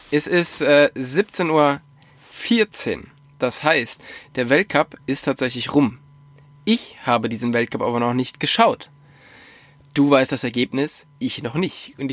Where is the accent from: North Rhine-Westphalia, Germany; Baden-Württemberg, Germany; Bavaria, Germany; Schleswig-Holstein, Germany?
Bavaria, Germany; in der fränkischen Schweiz. Nice. Vorteil ist halt, ich lerne wirklich mal so ein bisschen was von meiner Heimat kennen, was ich noch gar nicht so kenne.